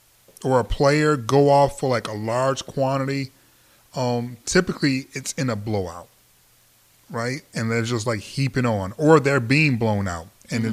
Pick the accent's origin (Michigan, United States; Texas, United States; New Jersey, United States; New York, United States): Michigan, United States; moved away; we're both from Michigan.